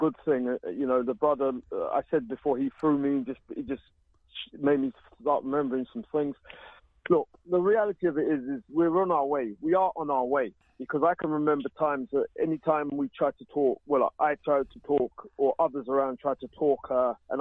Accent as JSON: {"language": "English", "region": "London", "country": "United Kingdom", "said": "I come from East End of London"}